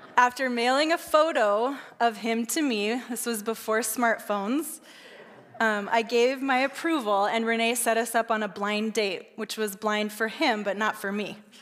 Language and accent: English; Southern California, United States; I was raised in Southern California